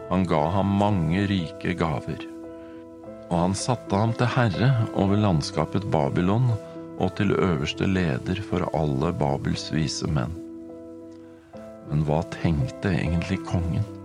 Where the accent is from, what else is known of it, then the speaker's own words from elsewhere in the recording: Norway; now in United States; Selv om jeg er i USA, så er jeg norsk. Jeg har norsk pass.